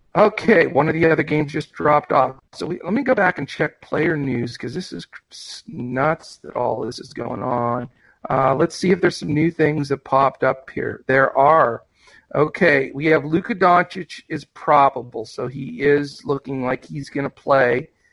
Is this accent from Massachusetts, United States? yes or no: no; Western Pennsylvania, United States; I'm from Western PA